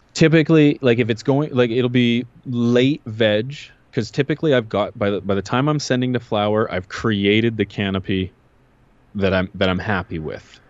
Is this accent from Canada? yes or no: yes; Canada